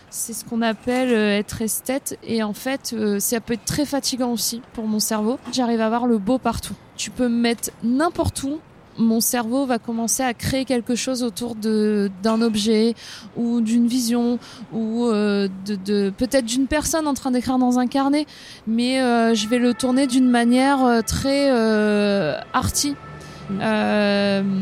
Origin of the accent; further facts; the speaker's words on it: northern France, France; now in Paris, France; je viens du nord de la France. Euh, je viens d'une famille qui n'a rien à voir, on va dire, avec la mode. Je suis née à la campagne, devant la mer euh, et à côté d'une forêt.